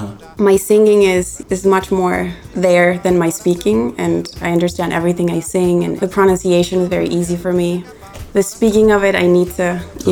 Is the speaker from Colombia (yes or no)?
yes; Colombia; I'm from Colombia.